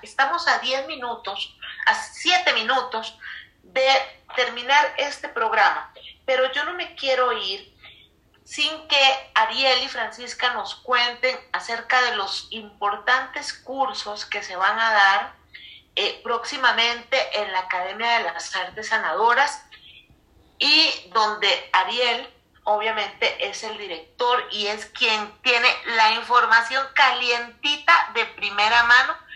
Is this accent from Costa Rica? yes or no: yes; Costa Rica; now in Mexico; y también desde Costa Rica, mi tierra amada.